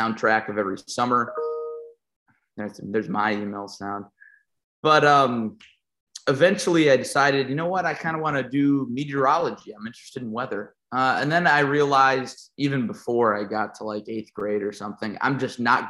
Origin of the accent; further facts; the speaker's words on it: Rockford, Illinois, United States; my hometown of Rockford